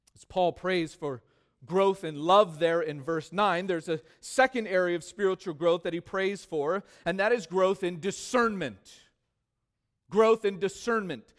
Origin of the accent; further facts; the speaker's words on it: California, United States; Growing up in California, this became, obviously, one of my favorite foods